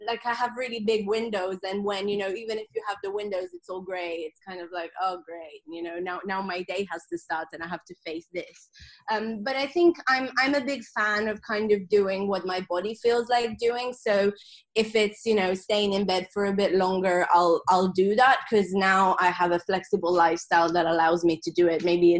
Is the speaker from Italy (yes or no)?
yes; Sardinia, Italy; English is a second language; moved away as an adult; also born or lived in London, United Kingdom / Australia; So I'm originally from Sardinia in Italy, and I moved to London at the age of 18 for uni. And then I moved to Australia for 2 years. So that's why my accent is just this blend of weird things